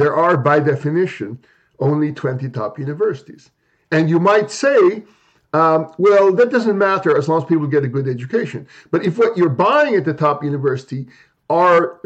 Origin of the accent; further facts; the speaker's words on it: Philippines; moved away as an adult; now in United States; I grew up in the Philippines during the martial law era under Marcos